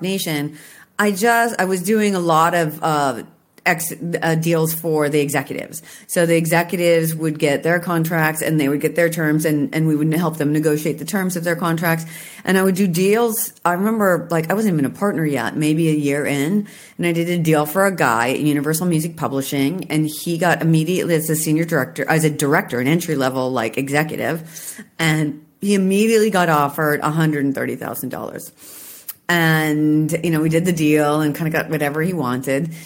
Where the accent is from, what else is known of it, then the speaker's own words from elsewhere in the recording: Washington, United States; I'm from Washington State